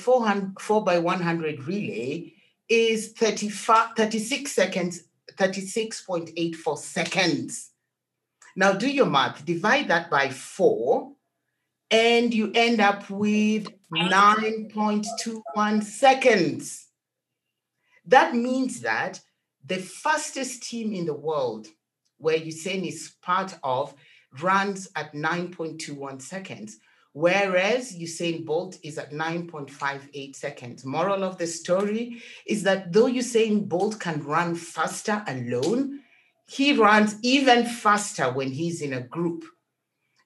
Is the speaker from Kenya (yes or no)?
yes; Kenya; I was born in Kenya, and I'm African at heart